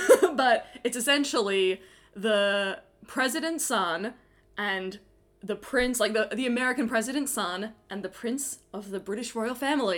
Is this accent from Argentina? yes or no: no; Australia; because I'm Australian